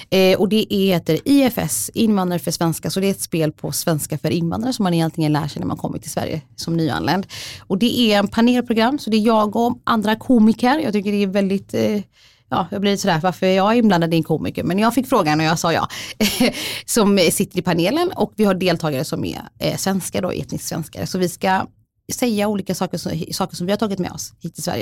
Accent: Somalia; Swedish is a second language; now in Sweden; jag är somalier, jag är flykting, jag är skild. Jag bor med mina barn själv. Min familj är där

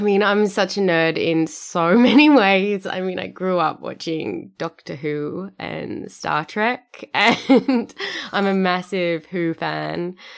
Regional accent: Sydney, New South Wales, Australia; moved away as an adult; now in Perth, Australia; Sydney, which is my, you know, my hometown

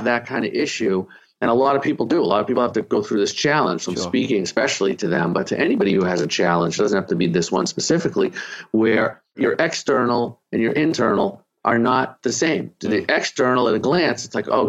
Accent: Boston, Massachusetts, United States; also born or lived in Arlington, Massachusetts; now in Miami, United States; I'm from Boston. I live in Miami.

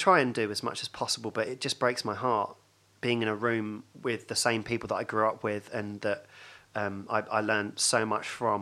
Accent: Hatfield, East of England, United Kingdom; my first memories are of growing up in Hatfield

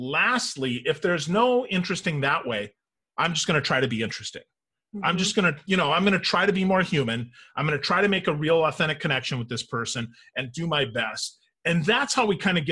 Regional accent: Wisconsin, United States; moved away; I'm originally from Wisconsin

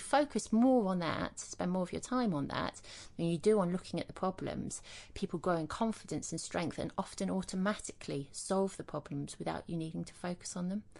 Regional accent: Leicester, East Midlands, United Kingdom; I grew up in Leicester in the East Midlands

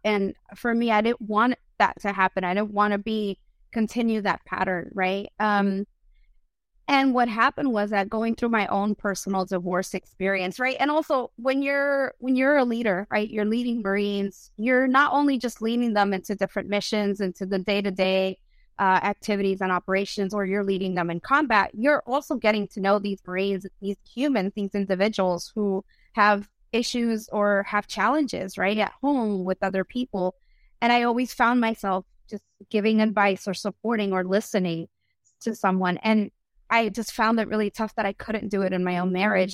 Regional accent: United States; first language Spanish; English is a second language; I'm first generation of America. My mom immigrated from Ecuador

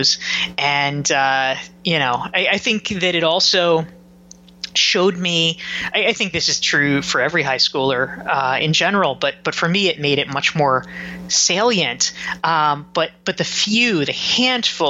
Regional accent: Pinehurst, North Carolina, United States; moved away; I grew up in Pinehurst, North Carolina, which is a very small

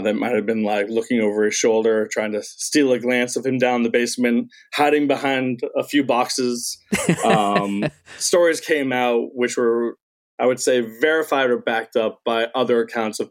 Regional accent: Northeast, United States; now in Daytona Beach, United States; I'm originally from the Northeast

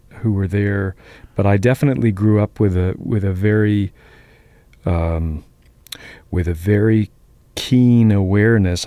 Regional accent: Boston, Massachusetts, United States; also born or lived in Queens, New York; I grew up in Jamaica Plain.

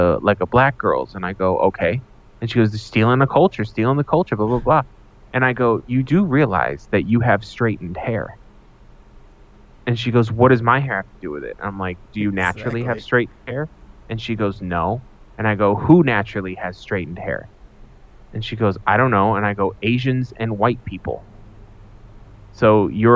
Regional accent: United States; Because I'm an American

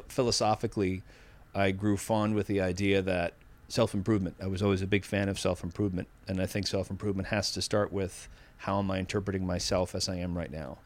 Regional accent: Needham, Massachusetts, United States; accent: Boston; I grew up in Needham, Massachusetts

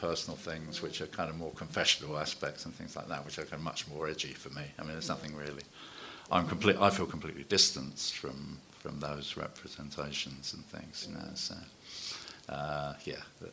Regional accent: London, United Kingdom; also born or lived in Hackney; growing up in Walthamstow and then in Hackney

